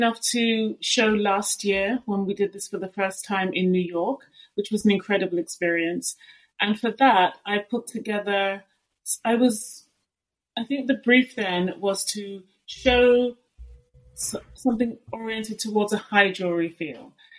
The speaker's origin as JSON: {"language": "English", "region": "Southwest", "country": "Nigeria", "said": "So I'm from Southwest Nigeria, so I'm Yoruba ethnically."}